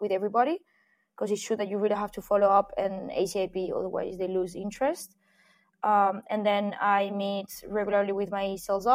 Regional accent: Spain; moved away; I'm an expat myself. I'm from Spain

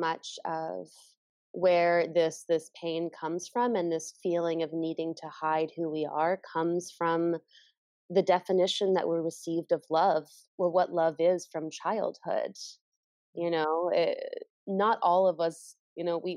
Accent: United States; growing up in American culture

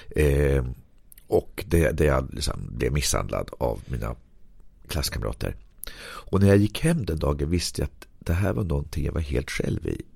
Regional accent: Sweden; min uppväxt i Berg

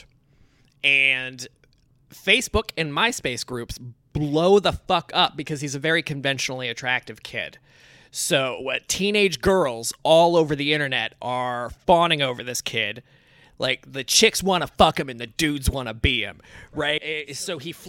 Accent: Indiana, United States; I'm from Indiana. I'm a good old boy

